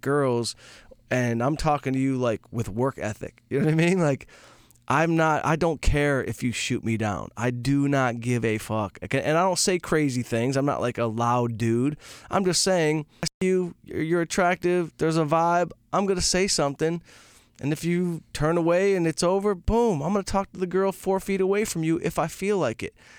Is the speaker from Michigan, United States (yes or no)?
yes; outside Detroit, Michigan, United States; moved away; I grew up outside Detroit